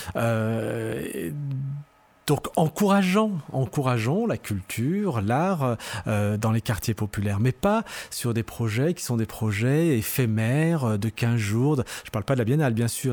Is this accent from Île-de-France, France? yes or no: no; Lyon, Auvergne-Rhône-Alpes, France; also born or lived in Saint-Priest; Je suis né à Lyon, mais euh, d'origine euh, algérienne, euh, kabyle